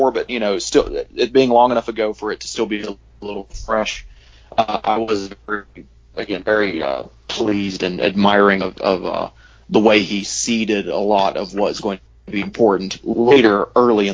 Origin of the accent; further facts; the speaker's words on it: the South, United States; a Southerner with one of those big, tight-knit families